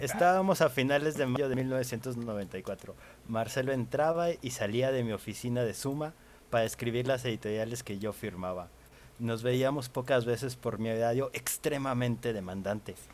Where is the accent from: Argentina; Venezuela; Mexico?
Mexico; como buen mexicano